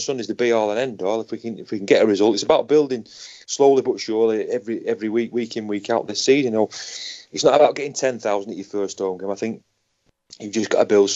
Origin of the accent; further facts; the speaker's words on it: Manchester, North West England, United Kingdom; I don't live in Salford, I come from Moston